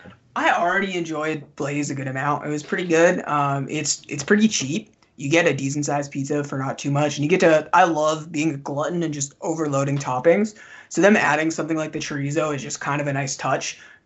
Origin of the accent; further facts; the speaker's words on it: Northeast, United States; And I mean, I'm from the Northeast, so I'm pretty picky about pizza